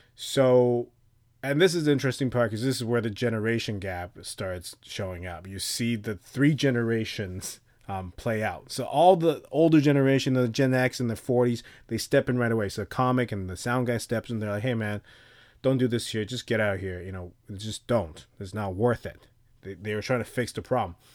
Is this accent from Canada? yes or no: no; Taipei, Taiwan; moved away; I grew up in a place where there's cockroaches everywhere in Taipei